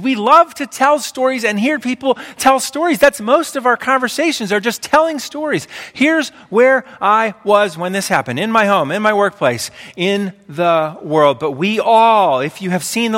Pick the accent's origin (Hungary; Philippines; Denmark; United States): United States; Pennsylvania; I grew up in Pennsylvania. My whole life I've lived in Pennsylvania